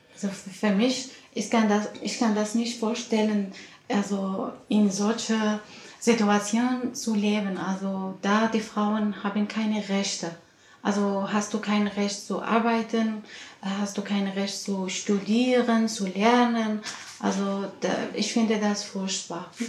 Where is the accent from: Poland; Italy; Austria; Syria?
Syria; Qamishli, Al-Hasakah Governorate; German is a second language; moved away as an adult; also born or lived in Damascus, Syria; Ich bin in Syrien aufgewachsen. Äh, da habe ich also studiert von erster Klasse bis äh, zum Abitur äh, in Kamischli